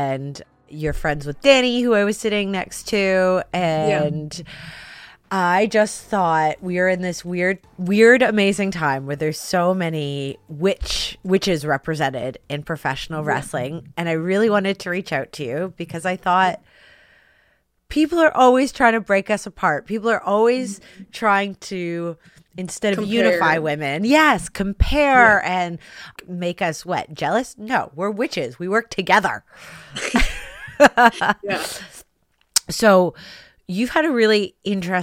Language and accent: English; Canada; as a Canadian